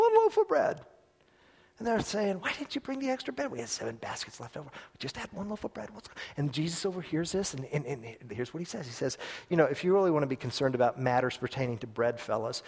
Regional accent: United States; as an American in an America that's a superpower in the world

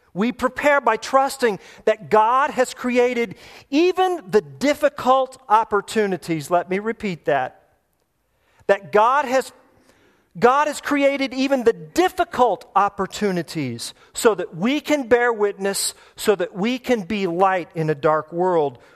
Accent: United States; I'm an American

